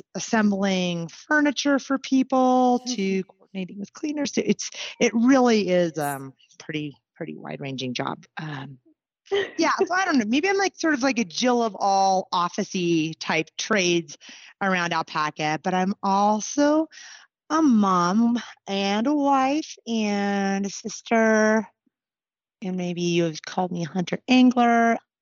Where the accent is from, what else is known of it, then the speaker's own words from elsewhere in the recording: Anchorage, Alaska, United States; moved away as an adult; now in Colorado, United States; I was born and raised in Anchorage.